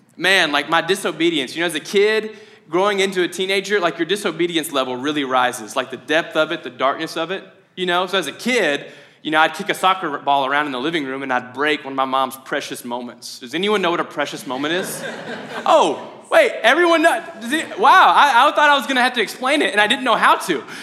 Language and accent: English; Mayfield, United States; I'm from Mayfield